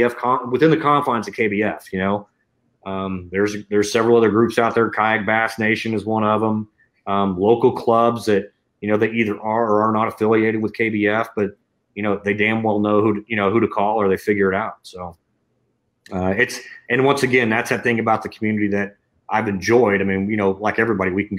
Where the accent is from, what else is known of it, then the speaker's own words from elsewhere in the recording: Texas, United States; I'm from Texas